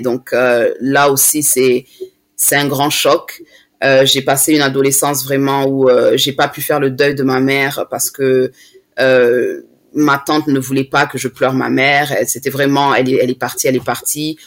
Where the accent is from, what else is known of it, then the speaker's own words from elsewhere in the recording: France; now in London, United Kingdom; je suis née en France